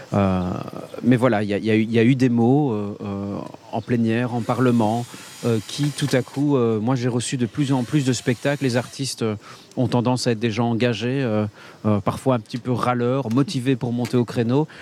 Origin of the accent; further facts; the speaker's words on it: Liège, Wallonia, Belgium; je suis liégeois